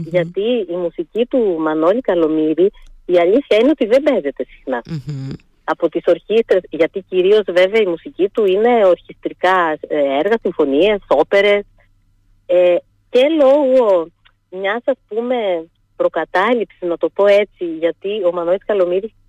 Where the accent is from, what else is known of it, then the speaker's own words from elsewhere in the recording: Heraklion, Crete, Greece; Όταν είχα στο Ηράκλειο